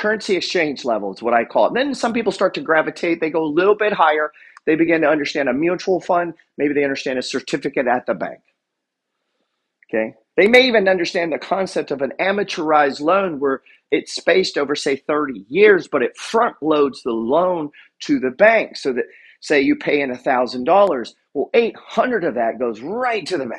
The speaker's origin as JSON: {"language": "English", "region": "Arkansas", "country": "United States", "said": "I'm from Arkansas"}